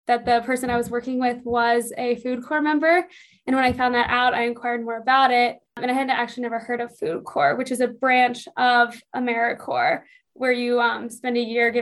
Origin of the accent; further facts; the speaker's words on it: Bexley, Ohio, United States; also born or lived in Columbus, Ohio; now in Montana, United States; I was born in Columbus, Ohio, and then I grew up in a small town of Columbus called Bexley, Ohio